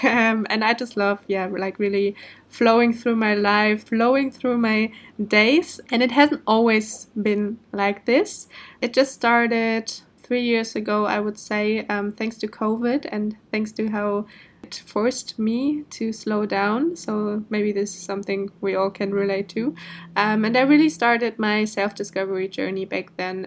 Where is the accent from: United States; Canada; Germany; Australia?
Germany; first language German; English is a second language; moved away as an adult; also born or lived in Portugal; now in Indonesia; originally, I'm from Germany, but I'm living the digital nomad life since I think more than a year now.